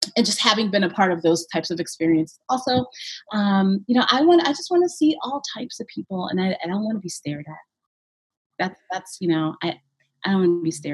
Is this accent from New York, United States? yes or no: yes; Brooklyn, New York, United States; moved away as an adult; now in Montpelier, United States; I grew up in Brooklyn